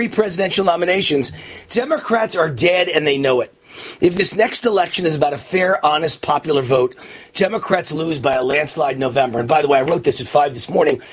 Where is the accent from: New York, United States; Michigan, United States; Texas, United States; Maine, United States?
New York, United States; New York City; moved away as an adult; born and raised in New York